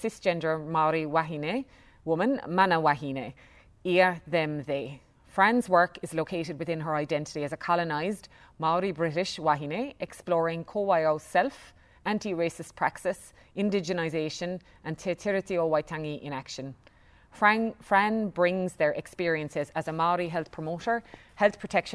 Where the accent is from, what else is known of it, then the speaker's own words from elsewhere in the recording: Ireland; now in New Zealand; we were raised in Ireland in the 80s